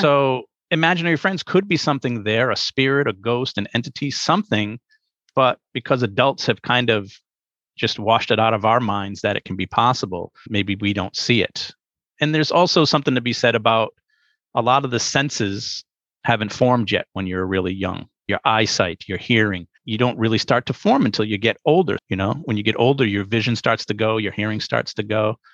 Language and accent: English; Pawtucket, Rhode Island, United States; I ended up growing up in Pawtucket, Rhode Island.